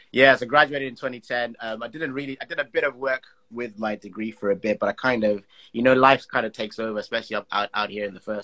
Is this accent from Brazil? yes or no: no; Blantyre, Southern Region, Malawi; moved away as an adult; also born or lived in Zimbabwe; now in United Kingdom; I grew up in Blantyre, Malawi. My family all from Tanzania. I was born in Zimbabwe, though, so I'm a mixed bag, and I live in the UK now.